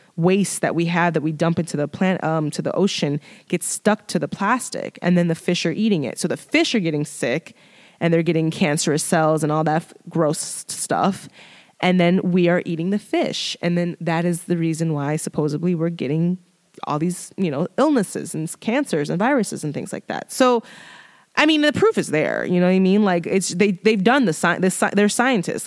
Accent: Chicago, Illinois, United States; I'm from Chicago

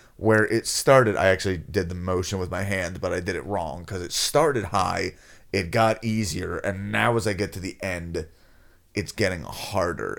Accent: United States; I'm an American

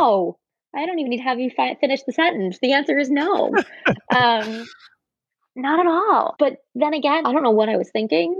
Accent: New York area, United States; also born or lived in San Francisco / Michigan; I grew up in the New York area, went to college here, was here until I went to business school

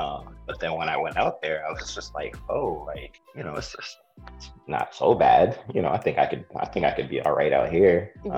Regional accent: Aurora, Colorado, United States; moved away as an adult; also born or lived in Florida / Michigan; now in New York, United States; originally born in Florida, lived in Michigan. But yeah, I was raised in Colorado, Aurora, Colorado. I believe I moved out there when I was about 3 years old. And yeah, I lived out there for the majority of my life.

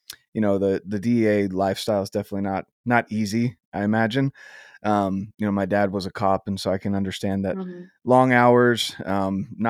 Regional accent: North Carolina, United States; now in Utah, United States; I'm originally from North Carolina.

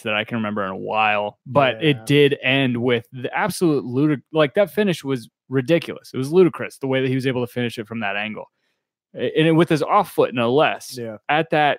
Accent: United States; I'm American

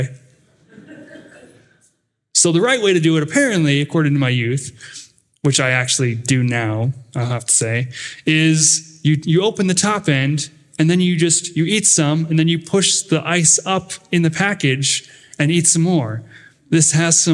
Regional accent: United States; accent: northern; also born or lived in Dallas, Texas; my northern accent

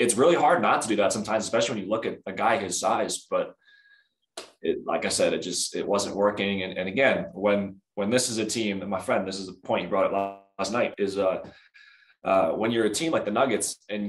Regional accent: Denver, Colorado, United States; also born or lived in Oregon; I grew up in here in Denver. I've lived here for as long as I can remember.

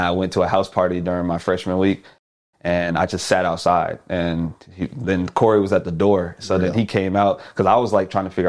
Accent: Houston, Texas, United States; Yeah, so back home, I'm from Houston.

